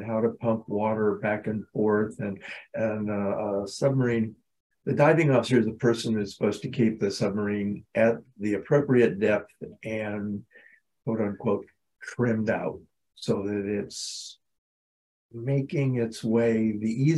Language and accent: English; Southeast Kansas, United States; moved away as an adult; now in Elmira, United States; I grew up in Southeast Kansas